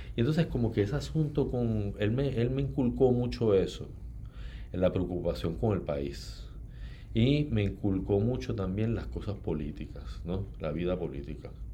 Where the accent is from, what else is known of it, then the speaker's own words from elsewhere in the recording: Ponce, Puerto Rico; moved away as an adult; also born or lived in United States; now in San Juan, Puerto Rico; nací en Ponce y viví toda la vida eh, en Ponce hasta, hasta los 18, que entonces fui a estudiar en Estados Unidos